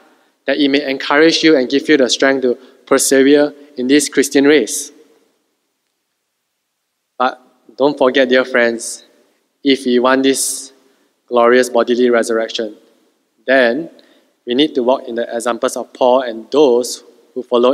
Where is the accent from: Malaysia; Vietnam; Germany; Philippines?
Malaysia; Being a Malaysian is our secondary identity